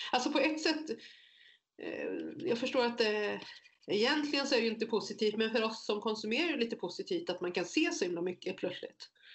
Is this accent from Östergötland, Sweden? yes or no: yes; Motala, Östergötland, Sweden; moved away as an adult; also born or lived in Korea; now in Jönköping, Sweden; Jag är så född i Korea, uppvuxen i Motala och inflyttad i Småland